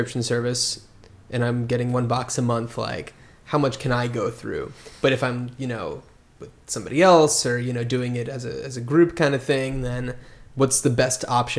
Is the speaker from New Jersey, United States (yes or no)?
yes; New Jersey, United States; No, I'm from the East Coast, New Jersey, so I'm very familiar with the winter.